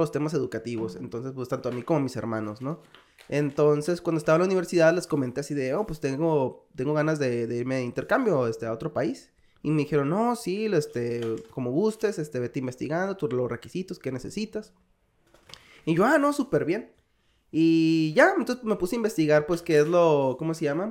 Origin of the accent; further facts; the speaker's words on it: Hermosillo, Sonora, Mexico; moved away as an adult; also born or lived in Guadalajara, Mexico; now in South Korea; Soy de Hermosillo, Sonora